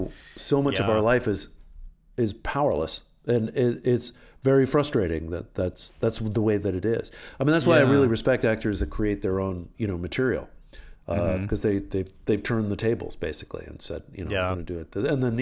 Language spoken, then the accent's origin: English; Washington, D.C. area, United States; also born or lived in Paris, France; I grew up outside of Washington, D.C. largely. When we moved back from Paris, we moved back to the Washington area.